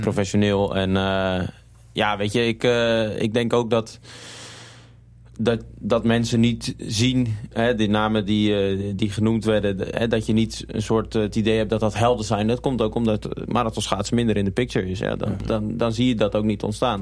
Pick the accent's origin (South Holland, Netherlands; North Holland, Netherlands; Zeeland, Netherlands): South Holland, Netherlands; Gouda; also born or lived in Utrecht; now in Groningen, Netherlands; ik ben hier in de stad geboren. En, maar ik ben eigenlijk opgegroeid in Gouda